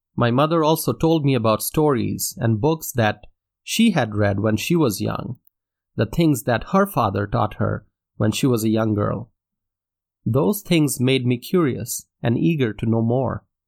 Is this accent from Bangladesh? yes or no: yes; Dhaka, Dhaka Division, Bangladesh; first language Bengali; English is a second language; I grew up in Dhaka, Bangladesh, in Asia